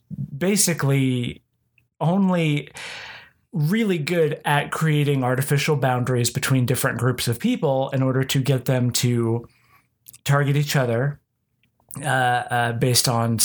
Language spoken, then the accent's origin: English; Oklahoma, United States; because I grew up here in Oklahoma and mm-hmm. Christianity dominates. And even as somebody who was nominally atheist